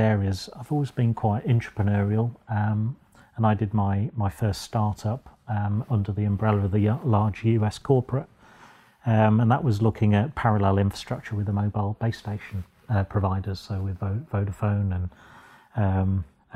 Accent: Boston, East Midlands, United Kingdom; also born or lived in Sheffield; I was born and bred in Boston, just down the road.

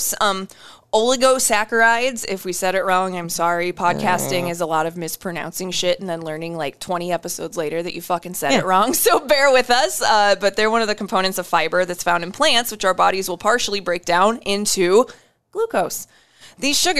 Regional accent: Iowa, United States; I'm from Iowa

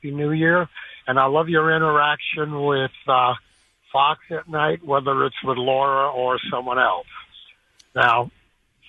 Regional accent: Slovakia; now in United States; I was born in Slovakia, which is a border of Ukraine

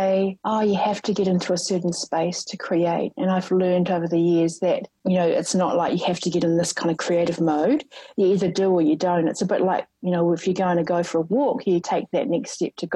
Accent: Rotorua, Bay of Plenty, New Zealand; I grew up in Rotorua

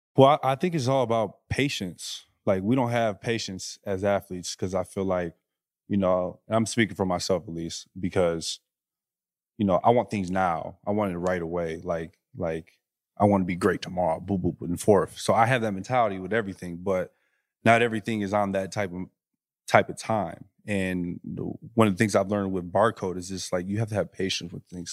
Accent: Flint, Michigan, United States; moved away as an adult; also born or lived in Utah / Los Angeles; I'm a kid from Flint

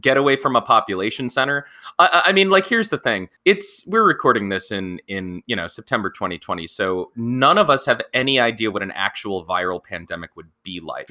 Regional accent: Pennsylvania, United States; also born or lived in Montana; I did a lot of my growing up in Pennsylvania, but I'm originally from Montana

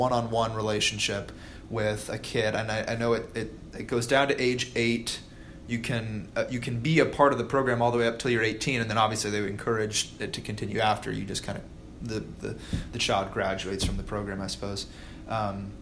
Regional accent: Noblesville, Indiana, United States; I grew up in Noblesville, so not where Fishers, right, not far from here.

